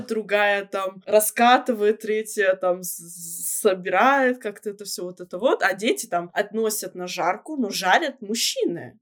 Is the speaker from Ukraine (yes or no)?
no; Shapsugia, Krasnodar Krai, Russia; как мы говорим у нас в Шапсуге